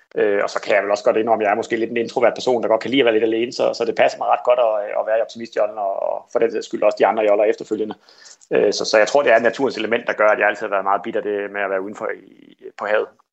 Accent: Kolding, Southern Denmark, Denmark; jeg voksede op her i Kolding

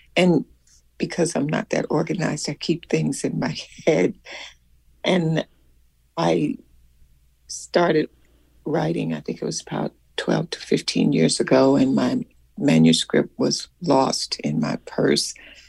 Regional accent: Selma, Alabama, United States; because there was something that had happened in my hometown where I lived in Selma, Alabama.

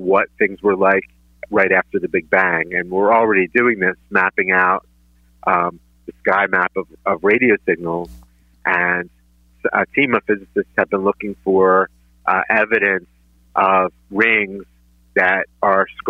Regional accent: Philadelphia, Pennsylvania, United States; growing up in Northeast Philly. I went to George Washington

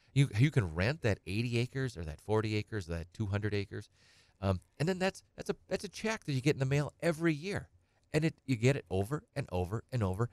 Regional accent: Edgar, United States; I'm from Edgar. I grew up on a little small hobby farm

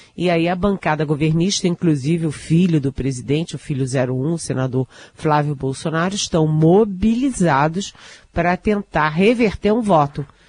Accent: Brazil

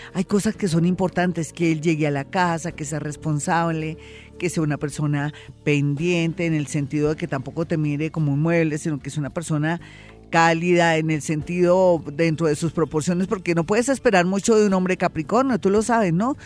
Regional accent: Colombia; uno como colombiano

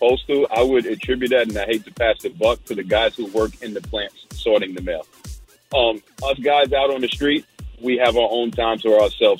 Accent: New Jersey, United States; moved away as an adult; I'm from the East Coast, New Jersey.

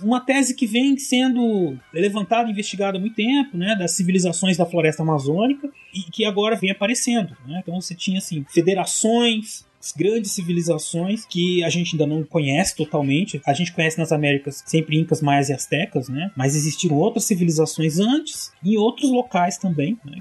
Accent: Brazil; eu e o César somos brasileiros

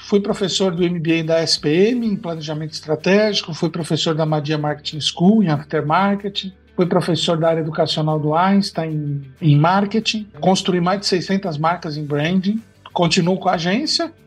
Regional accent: São Caetano do Sul, São Paulo, Brazil; moved away as an adult; also born or lived in Vila Mariana, São Paulo; now in Serra da Mantiqueira, Brazil; com cinco anos de idade nós mudamos para São Caetano, aonde eu vivi no ABC Paulista, onde eu vivi durante 40 anos, 35 anos

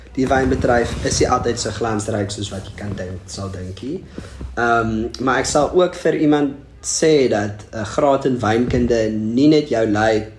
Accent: Struisbaai, Western Cape, South Africa; also born or lived in Bredasdorp / Stellenbosch; ek kom van Strydspoort af

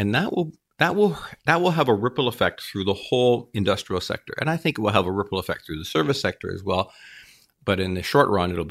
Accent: Ontario, Canada; and I'm from Southern Ontario

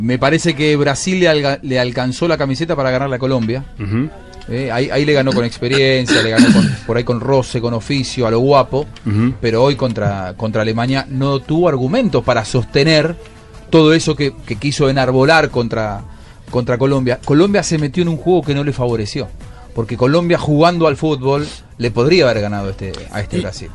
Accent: Argentina; soy argentino

